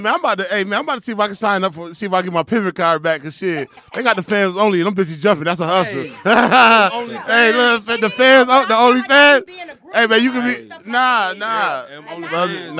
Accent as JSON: {"language": "English", "region": "New York", "country": "United States", "tie": "born or raised there", "moved": "yes", "lives_now": "Atlanta, United States", "said": "where I grew up in New York"}